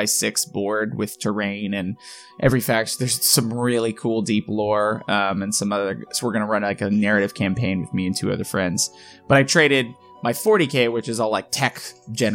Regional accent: Midwest, United States; now in California, United States; I'm from the Midwest

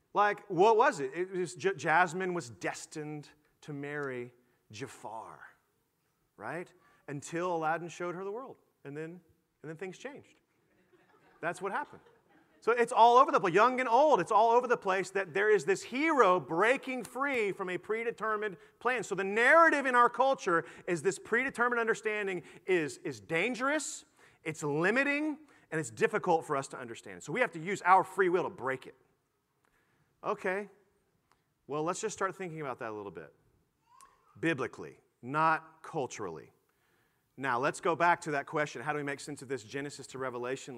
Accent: Houston, Texas, United States; I was born in Houston, Texas

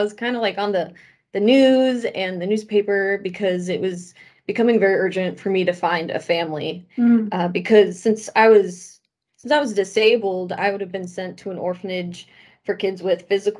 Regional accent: Kalach, Volgograd Oblast, Russia; born there; Well, I was born in Russia in a small city called Kalach. It's kind of directly west of Volgograd.

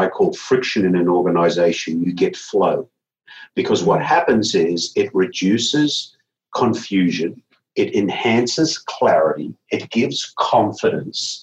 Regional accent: Australia; moved away; Australia, my home country

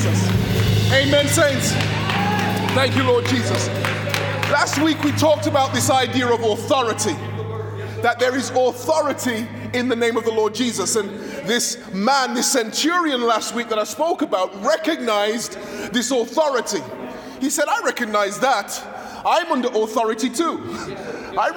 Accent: United Kingdom; I grew up in the United Kingdom of Great Britain and Northern Ireland

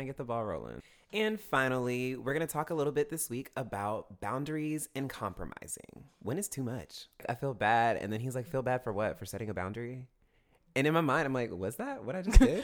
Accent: Augusta, Georgia, United States; also born or lived in Martinez, Georgia / Evans, Georgia; now in Atlanta, United States; Augusta, Georgia, my hometown

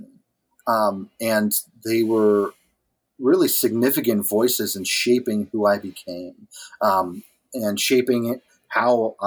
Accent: New England, United States; moved away as an adult; also born or lived in Dixon City, Pennsylvania; now in New Hampshire, United States; I grew up in New England

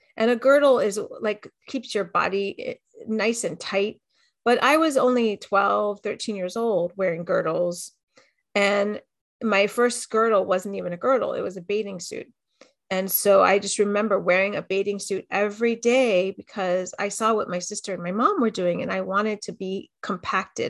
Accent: Miami, Florida, United States; I grew up in Miami, in a pretty w-, well-to-do area

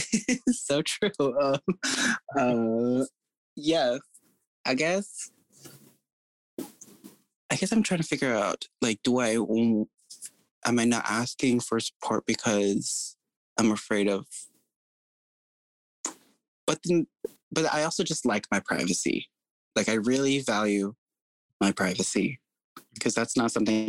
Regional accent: California, United States; moved away as an adult; also born or lived in Seattle, Washington; I always like saying I was raised in California, but I grew up in Seattle

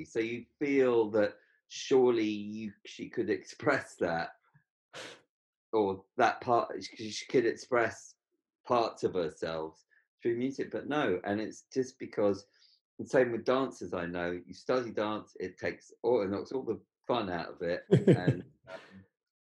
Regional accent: London, United Kingdom; as a Londoner

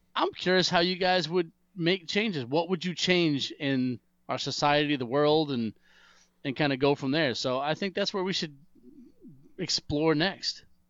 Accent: Massachusetts, United States; moved away as an adult; also born or lived in South Carolina; I was from Massachusetts

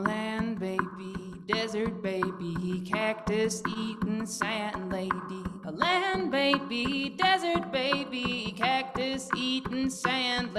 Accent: New Mexico, United States; moved away; also born or lived in San Francisco; I'm from New Mexico, so I didn't quite understand the ocean

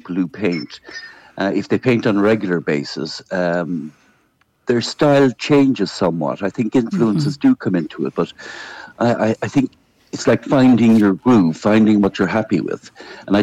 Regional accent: Limerick, Munster, Ireland; moved away as an adult; also born or lived in Arizona, United States; now in County Clare, Ireland; I'm from Limerick. Originally, all of my family still live in Limerick

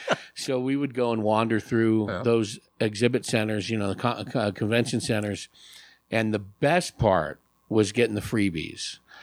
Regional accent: Bay Area, California, United States; first language English; now in Arizona, United States; growing up in the Bay Area

